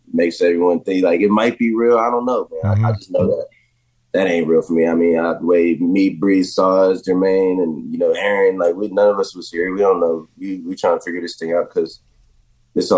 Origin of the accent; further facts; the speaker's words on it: Jacksonville, Florida, United States; moved away; for all the years that I've been growing up in Jacksonville